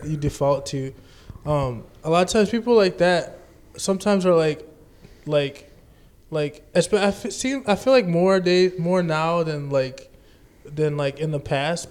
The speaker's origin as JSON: {"language": "English", "town": "New Orleans", "region": "Louisiana", "country": "United States", "tie": "born or raised there", "said": "I grew up in New Orleans too"}